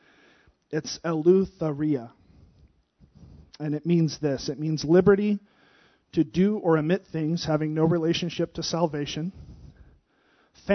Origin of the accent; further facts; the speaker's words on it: United States; As Americans, we live in the freest nation in the world